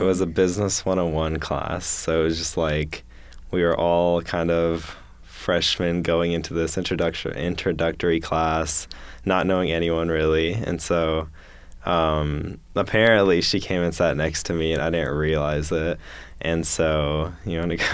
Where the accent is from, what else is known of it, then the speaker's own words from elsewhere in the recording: Madison, Alabama, United States; I'm a junior from Madison, Alabama